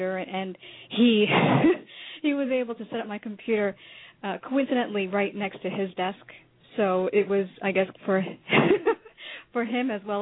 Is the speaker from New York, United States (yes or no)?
yes; New York, United States; moved away as an adult; now in Florida, United States; the journey that he and I both had separately growing up in New York